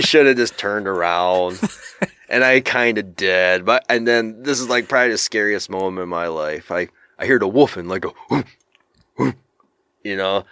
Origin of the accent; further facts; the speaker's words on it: Michigan, United States; I'm from Michigan